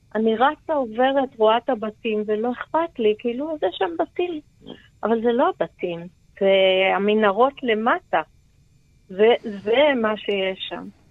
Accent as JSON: {"language": "Hebrew", "town": "Be'eri", "region": "Southern District", "country": "Israel", "tie": "born or raised there", "said": "נולדתי בבארי, נולדתי, אה, גדלתי, התחנכתי בבארי"}